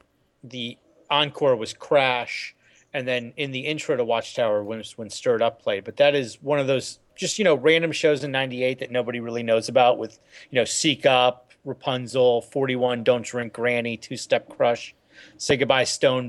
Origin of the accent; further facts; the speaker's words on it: Connecticut, United States; I was actually born in Connecticut, so this is like me like using my Indian card where I can make fun of things where I'm from, and you can't claim anything. So I'm from Connecticut